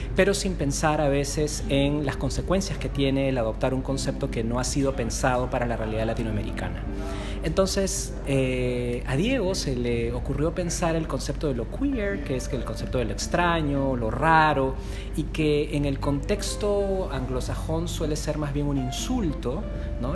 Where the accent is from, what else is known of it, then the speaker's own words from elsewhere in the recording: Peru; yo soy de Perú